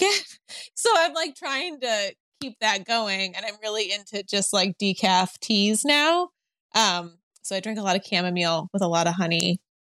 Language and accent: English; outside of Chicago, Illinois, United States; moved away as an adult; now in Los Angeles, United States; I grew up outside of Chicago